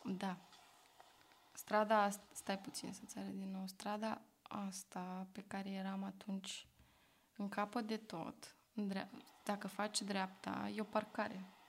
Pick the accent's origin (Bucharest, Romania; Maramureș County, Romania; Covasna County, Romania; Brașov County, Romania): Bucharest, Romania; also born or lived in Rotterdam, Netherlands; M-am născut și am crescut în Berceni, București, unde am terminat școala generală.